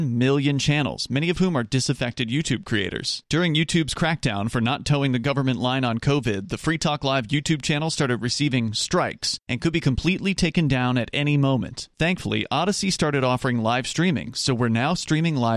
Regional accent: Florida, United States; where I grew up in Florida, there was a school called New College

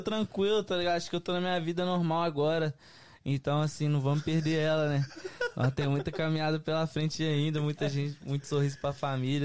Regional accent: Belo Horizonte, Minas Gerais, Brazil; also born or lived in Oakland; now in United States; sou cria de BH

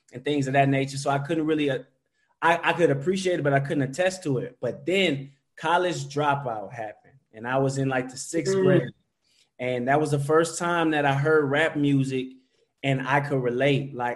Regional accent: New Orleans, Louisiana, United States; moved away; also born or lived in Dallas; I'm from New Orleans. I claim New Orleans. But after Hurricane Katrina, I moved to Dallas

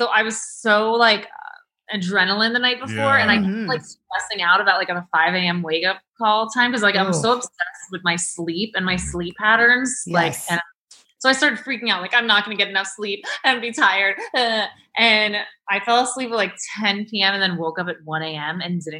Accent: New York City, New York, United States; also born or lived in Connecticut; I'm from Manhattan.

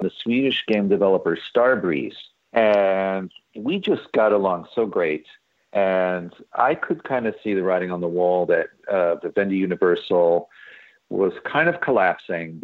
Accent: New York, United States; moved away as an adult; now in Los Angeles, United States; I originally was an actor. I'm from New York. I did a lot of theater in New York.

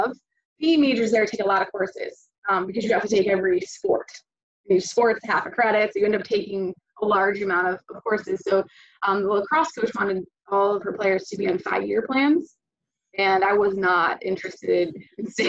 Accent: East Greenbush, New York, United States; now in Florida, United States; I'm originally from New York, East Greenwich, New York. It's a suburb outside of Albany.

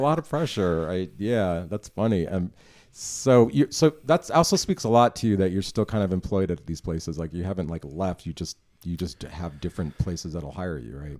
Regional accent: New York, United States; also born or lived in Chicago / Los Angeles / Austin; now in Dallas, United States; I was born in New York

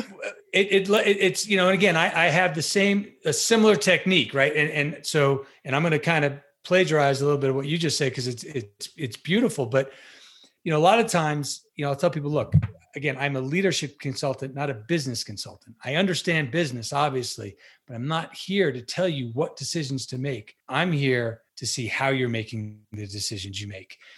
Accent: Long Island, New York, United States; I'm a New Yorker by trade

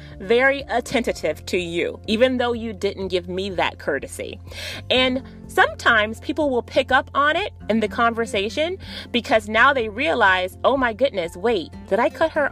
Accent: Miami Gardens, Florida, United States; Miami, Florida is my hometown, guys. For anyone who doesn't know, I'm from Miami, Florida, specifically Miami Gardens, Florida

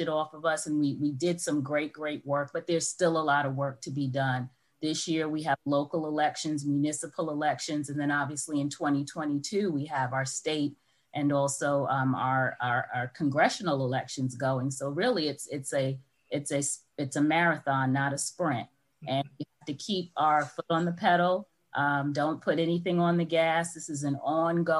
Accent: New York, United States; accent: New York; moved away as an adult; also born or lived in Syracuse, New York; now in Atlanta, United States; I'm a New Yorker, if you can't hear the accent

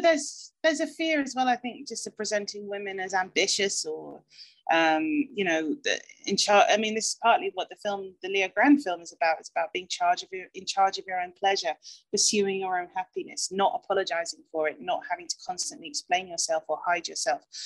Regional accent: United Kingdom; as a British person

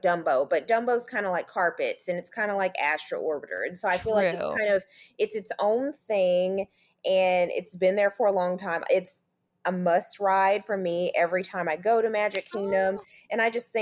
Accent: Memphis, Tennessee, United States; moved away as an adult; also born or lived in Knoxville, Tennessee; now in Orlando, United States; I'm originally from Memphis, Tennessee.

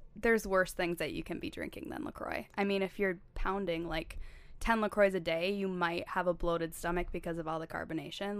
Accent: La Crosse, Wisconsin, United States; moved away as an adult; also born or lived in Saint Paul, Minnesota; So I grew up in La Crosse, Wisconsin, which is, like, three hours south of the Twin Cities.

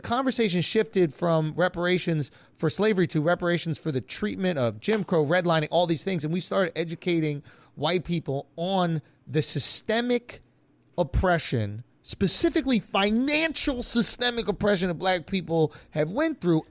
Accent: Scotland, United Kingdom; as a Scottish person

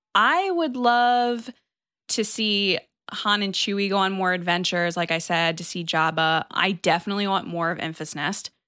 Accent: Connecticut, United States; I'm from Connecticut

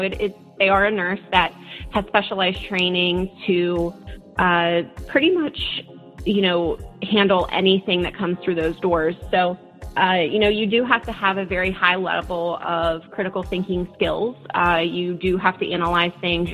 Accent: Lilly, Pennsylvania, United States; also born or lived in Pittsburgh, Pennsylvania; I am from Pennsylvania. I'm actually from a really small town called Lilly.

